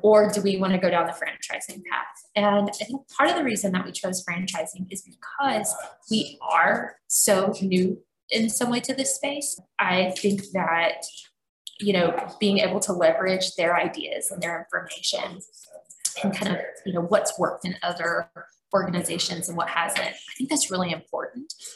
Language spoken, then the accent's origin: English; Georgia, United States; now in Louisville, United States; we're from Georgia